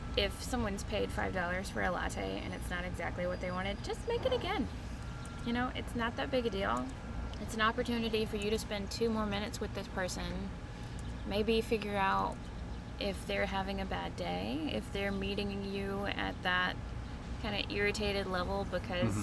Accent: Grady, Alabama, United States; also born or lived in Minnesota; now in Auburn, United States; I grew up mostly in Montgomery, um, Montgomery County, like the rural areas. mm-hmm. Um, I'm from a little community called Grady.

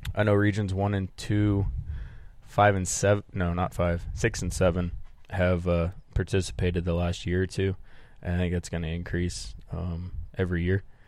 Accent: Midwest, United States; I grew up in the Midwest

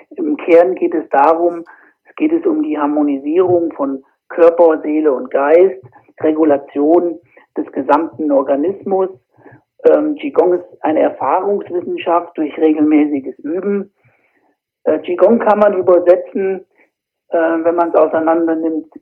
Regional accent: Fulda area, Hesse, Germany; komme aus dem Raum Fulda

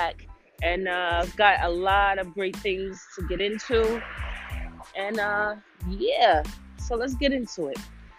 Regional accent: New York City, New York, United States; My city, my hometown, New York City. Thank y'all.

